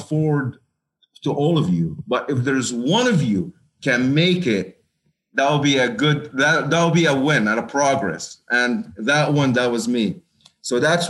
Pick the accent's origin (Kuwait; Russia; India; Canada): Kuwait; moved away; also born or lived in Lebanon; I was born and raised in Kuwait